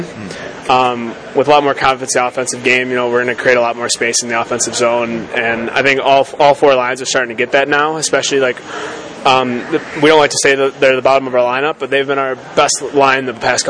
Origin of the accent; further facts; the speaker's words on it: Michigan, United States; I'm from Michigan